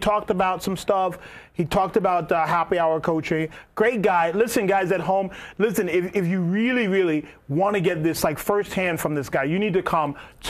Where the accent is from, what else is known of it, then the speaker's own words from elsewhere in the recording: New Jersey, United States; I'm from Jersey.